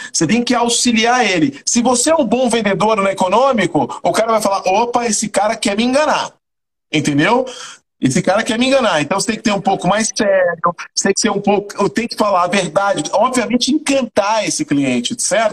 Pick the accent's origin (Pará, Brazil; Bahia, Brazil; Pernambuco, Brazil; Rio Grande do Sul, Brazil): Bahia, Brazil; Salvador; moved away as an adult; also born or lived in São Paulo; now in Fortaleza, Brazil; Sou de Salvador, sou de Salvador, Bahia, cara. Ah, é Salvador, Nasci no né? bairro da Liberdade, no maior bairro negro